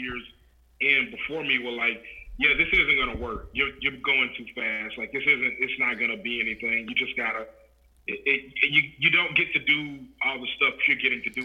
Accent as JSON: {"language": "English", "region": "Louisiana", "country": "United States", "moved": "as an adult", "lives_now": "Des Moines, United States", "said": "I'm originally from Louisiana"}